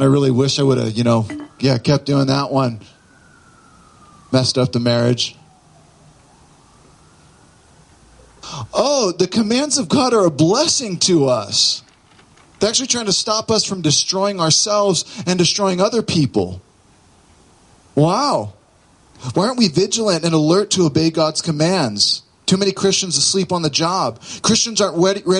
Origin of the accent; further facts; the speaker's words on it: Southern California, United States; moved away; I grew up in Southern California